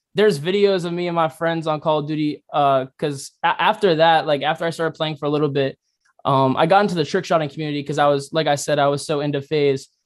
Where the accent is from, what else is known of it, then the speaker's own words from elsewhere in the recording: Fairfax, Virginia, United States; also born or lived in La Plata, Maryland / Columbia, South Carolina; now in South Carolina, United States; my hometown in Virginia